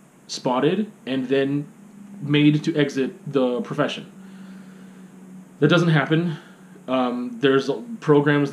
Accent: Alberta, Canada; also born or lived in Saskatchewan; I was born and raised here in Alberta

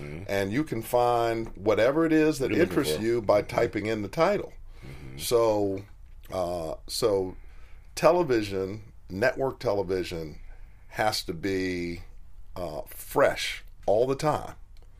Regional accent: Chicago, Illinois, United States; I come from Chicago

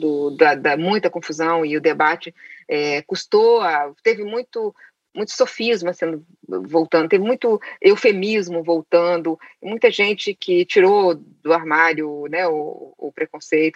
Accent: Caratinga, Minas Gerais, Brazil; Eu nasci em Caratinga, é uma cidade interior de Minas Gerais, sem biblioteca, sem livraria. A única biblioteca que existia era é do colégio onde eu estudava

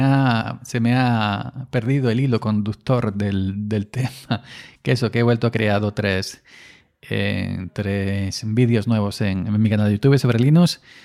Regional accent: Andalusia, Spain; parece más andaluz que yo

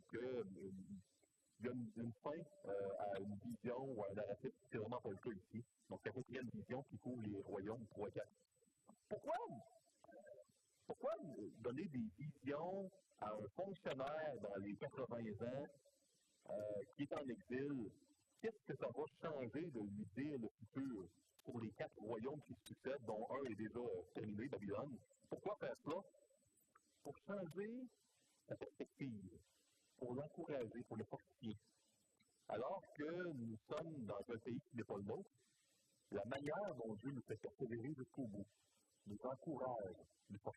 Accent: Canada; Je suis canadien, on est ici au Canada

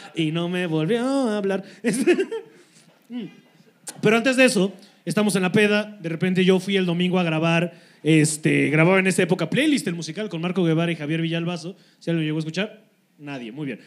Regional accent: Cuernavaca, Morelos, Mexico; Nosotros los de Morelos

